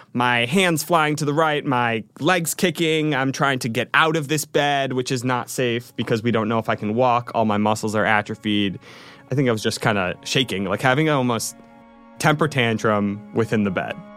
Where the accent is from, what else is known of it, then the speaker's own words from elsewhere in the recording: Rochester, New York, United States; moved away; I grew up in Rochester, New York, surrounded by all of my family